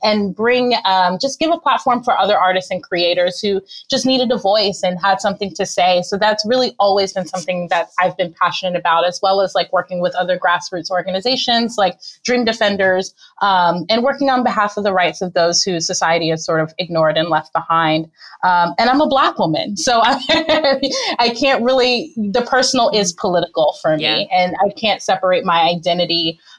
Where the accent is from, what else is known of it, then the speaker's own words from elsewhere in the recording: Miami, Florida, United States; I'm actually originally from Miami